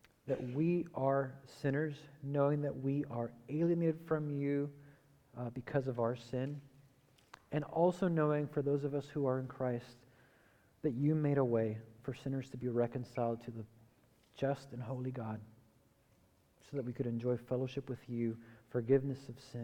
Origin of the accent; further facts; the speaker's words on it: Hialeah, Florida, United States; moved away; I grew up in Miami, specifically a part of Miami that is called Hialeah.